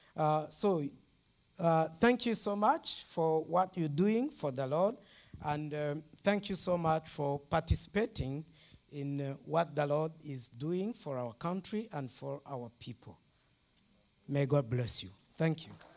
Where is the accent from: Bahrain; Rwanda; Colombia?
Rwanda; I'm from Rwanda